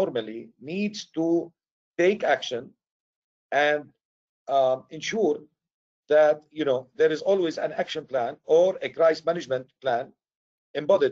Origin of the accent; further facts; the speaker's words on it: Beirut, Beirut Governorate, Lebanon; moved away; also born or lived in Syria / United States; I'm originally from Syria. I was raised in Beirut, Lebanon.